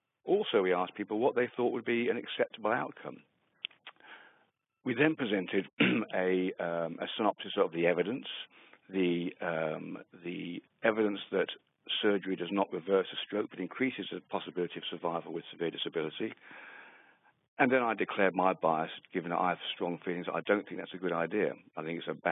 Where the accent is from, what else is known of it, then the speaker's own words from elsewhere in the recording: England, United Kingdom; moved away as an adult; also born or lived in Western Australia; now in Australia; I'm from England initially. Moved out to Australia about 15 years ago